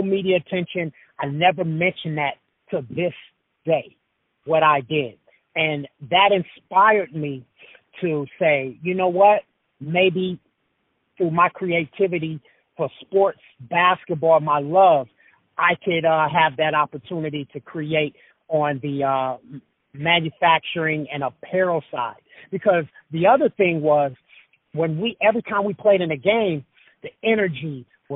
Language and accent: English; Los Angeles, California, United States; also born or lived in Idaho; I grew up in South Central L.A.